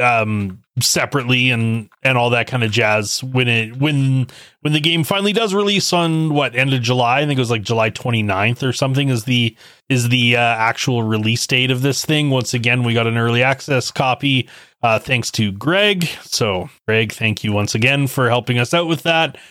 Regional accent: Canada; I was born and raised in Canada

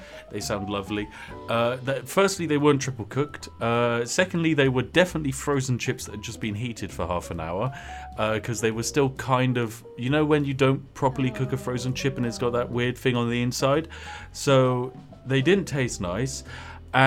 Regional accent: England, United Kingdom; We're too English

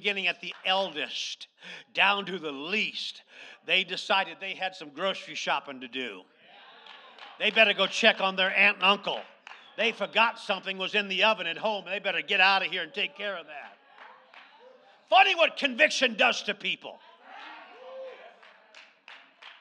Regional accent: Lazy Mountain, Alaska, United States; when I was a child growing up on Lazy Mountain

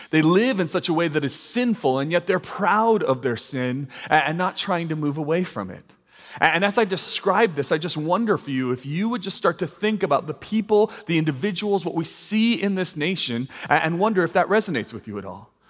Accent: United States; I am an American and I am a child of God

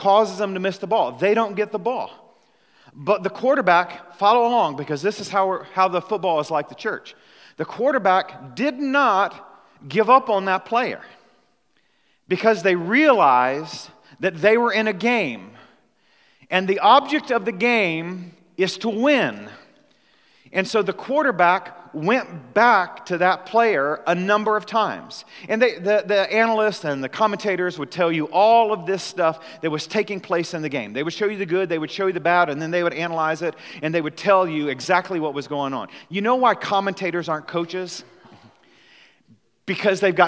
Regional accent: Missouri, United States; moved away; I'm originally from Missouri, grew up loving the St. Louis Cardinals

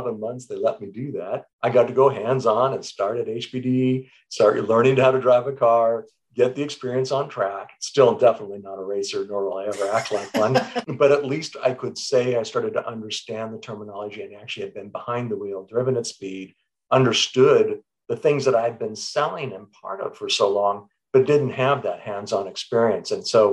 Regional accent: Southern California, United States; growing up in Southern California, 1960s and 1970s

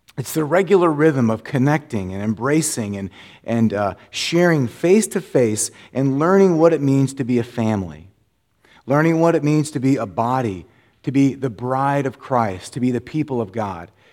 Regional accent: Florida, United States; moved away; I grew up in Florida

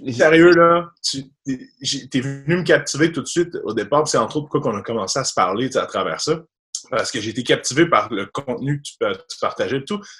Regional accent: Sainte-Catherine-de-la-Jacques-Cartier, Quebec, Canada; moi, j'étais un petit gars de Sainte-Catherine, agent quartier, euh, Québec, donc un reculant banlieue, loin de la ville. Je suis un petit gars de la campagne, donc j'ai 26 ans. j'ai grandi là toute ma jeunesse

